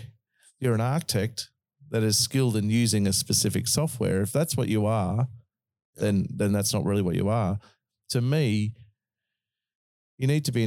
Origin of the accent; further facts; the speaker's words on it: Australia; accent: Australian; You just misunderstood my Aussie accent.